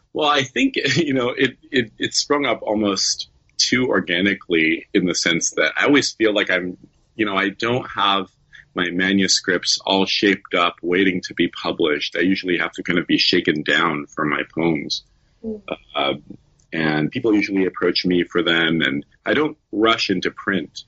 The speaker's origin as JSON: {"language": "English", "town": "Suquamish", "region": "Washington", "country": "United States", "tie": "born or raised there", "moved": "yes", "lives_now": "San Francisco, United States", "said": "I grew up in Suquamish, uh, which is on the Puget Sound"}